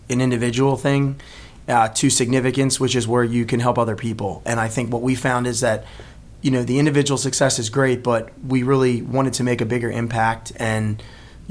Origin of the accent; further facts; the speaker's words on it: Baltimore, Maryland, United States; born and raised in Baltimore